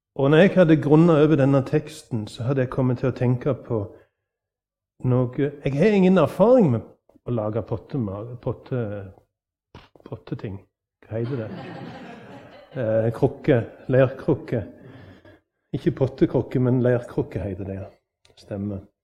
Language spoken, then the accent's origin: Norwegian; Norway; På min dialekt hjemme på Vatland